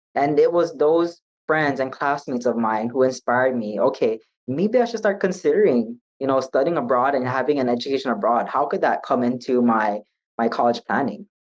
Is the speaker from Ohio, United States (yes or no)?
no; Hawaii, United States; I was by myself from Hawaii